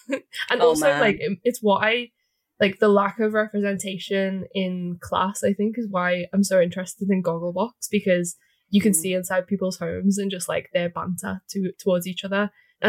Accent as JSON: {"language": "English", "town": "Liverpool", "region": "North West England", "country": "United Kingdom"}